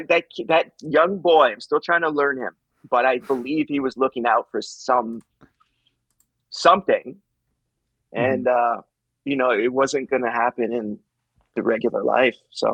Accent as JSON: {"language": "English", "town": "Calgary", "region": "Alberta", "country": "Canada", "tie": "born or raised there", "said": "You know, Calgary is my hometown. It is my hometown. But my mom and I grew up in a kind of a gypsy lifestyle. I lived in, I counted it the other day for this, like 13 different cities growing up."}